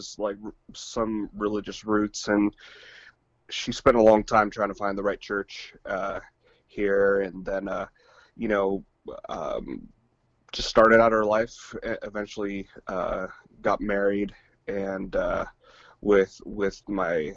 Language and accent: English; Redwood City, California, United States; also born or lived in San Bruno; Redwood City. And I grew up pretty much spent my whole life there, until I moved up here.